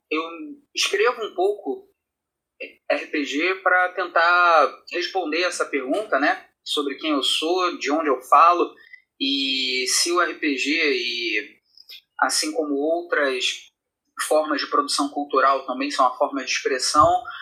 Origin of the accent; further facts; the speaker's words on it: Rio de Janeiro, Brazil; sou uma pessoa nascida e criada no, na periferia do Rio de Janeiro, eu sou aqui do, do Complexo do Alemão, o sotaque não me deixa mentir